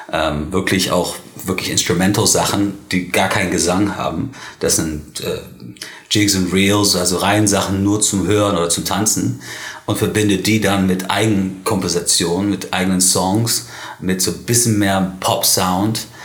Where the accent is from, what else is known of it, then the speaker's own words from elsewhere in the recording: Spain; born there; Weil, weil ich bin ja, also ich bin Ire, allerdings ähm, ist es ein bisschen komplexer. Ich bin in Spanien geboren